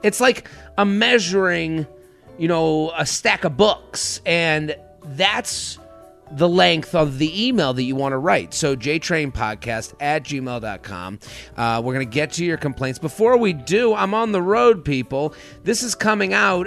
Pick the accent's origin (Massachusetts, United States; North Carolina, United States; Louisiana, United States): Massachusetts, United States; Needham; I'm from Boston or I'm from Needham